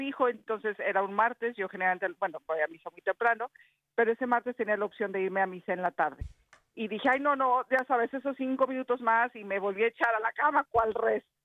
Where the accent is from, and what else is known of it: Mexico